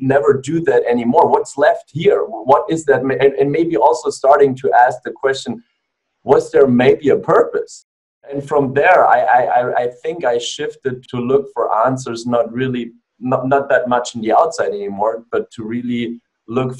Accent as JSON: {"language": "English", "country": "Germany", "tie": "born or raised there", "also_born_or_lived": "Australia", "moved": "as an adult", "lives_now": "United States", "said": "I was born and raised in Germany"}